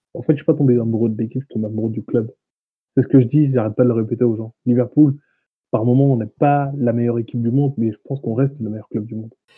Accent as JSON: {"language": "French", "town": "Le Havre", "region": "Normandy", "country": "France", "said": "je viens du Havre, de mm-hmm. Normandie"}